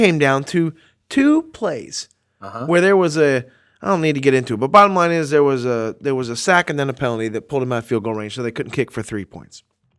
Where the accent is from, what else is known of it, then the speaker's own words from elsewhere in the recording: Georgia, United States; And I am from Georgia.